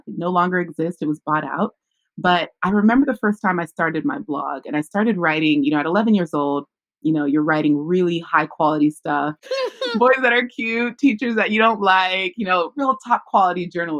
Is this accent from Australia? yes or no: no; California, United States; born or raised there